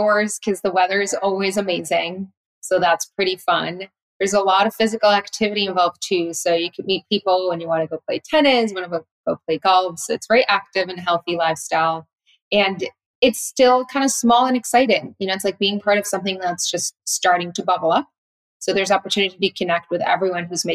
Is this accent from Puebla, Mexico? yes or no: no; Tijuana, Baja California, Mexico; my city, from Tijuana